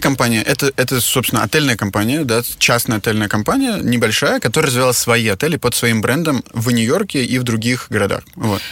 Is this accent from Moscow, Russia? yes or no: yes; Moscow, Russia; also born or lived in Czech Republic / Germany / Switzerland / Shanghai; now in Kyiv, Ukraine; я родился в Москве, э, и в Москве прожил а, как бы все свое детство, после чего я, мы с моей семьей эмигрировали в Чехию